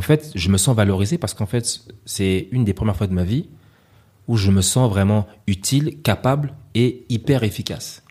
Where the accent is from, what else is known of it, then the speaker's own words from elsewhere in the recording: Paris, Île-de-France, France; moved away as an adult; also born or lived in L'Île-Saint-Denis, Seine-Saint-Denis; now in Côte d'Ivoire; je venais de Paris